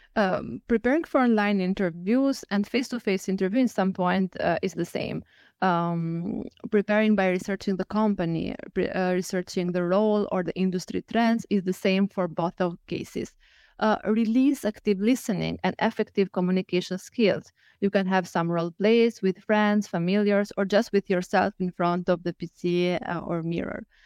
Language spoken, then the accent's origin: English; Albania; moved away as an adult; now in Lisbon, Portugal; I'm from Albania, and currently I live in Lisbon.